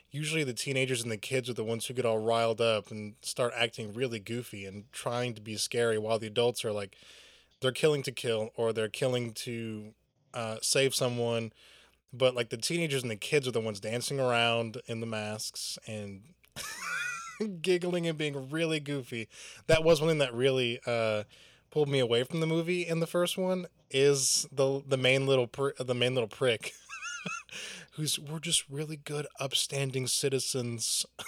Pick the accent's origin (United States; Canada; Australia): United States; Southern United States; Growing up in the South, the country South, and being in high school during this time, there were a lot of country boys who thought the Purge would be great.